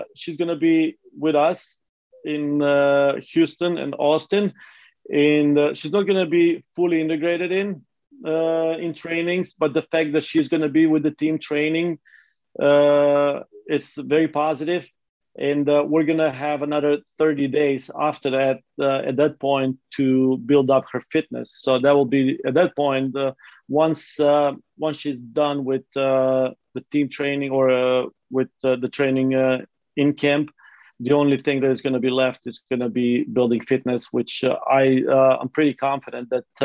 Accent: North Macedonia; now in United States; growing up in Macedonia or ex-Yugoslavia

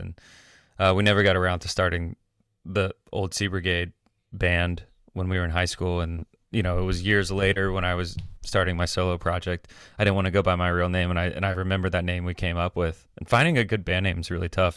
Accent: Atlanta, Georgia, United States; moved away as an adult; also born or lived in Miami / Athens, Georgia / New York / Nashville; I grew up in Atlanta

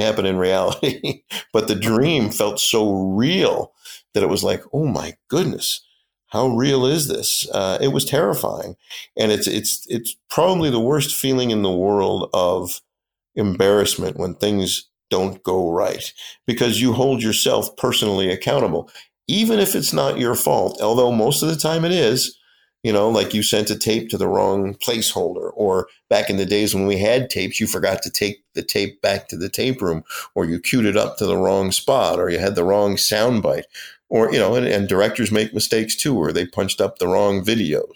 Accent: Rochester, New York, United States; moved away as an adult; also born or lived in Erie; now in Buffalo, United States; I grew up in Ro, I'm, I'm a Rochester kid

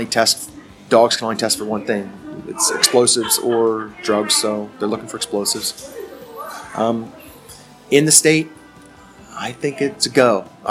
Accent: East Coast, United States; now in Alaska, United States; I was raised on the East Coast

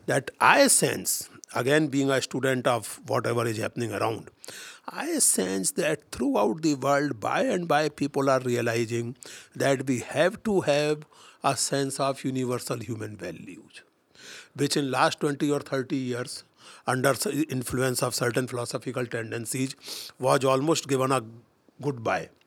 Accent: India; We are angry with multinationals as Indians

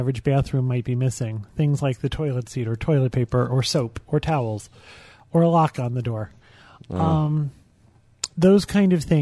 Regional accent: United States; I'm from the United States

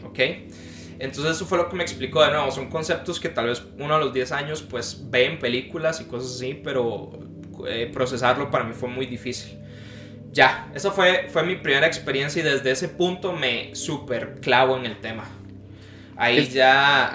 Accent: Guanacaste, Costa Rica; also born or lived in San José; decidimos movernos de la ciudad de nuevo a donde yo nací, que es Guanacaste

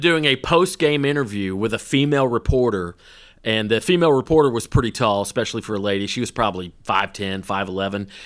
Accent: Woodstock, Georgia, United States; Little League soccer in my hometown.

